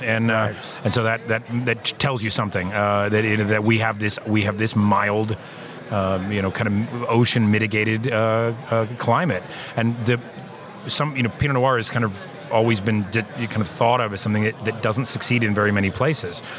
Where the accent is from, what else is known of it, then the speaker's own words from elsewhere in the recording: Lodi, California, United States; moved away; also born or lived in Oregon; I worked the harvest of 1993 at a winery in my hometown of Lodi, California